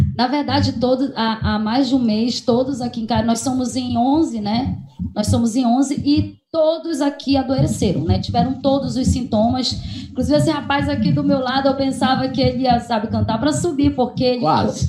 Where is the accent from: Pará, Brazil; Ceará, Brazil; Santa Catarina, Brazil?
Pará, Brazil; Santa Isabel do Pará; moved away as an adult; also born or lived in Maranhão; nós somos daqui de Santa Isabel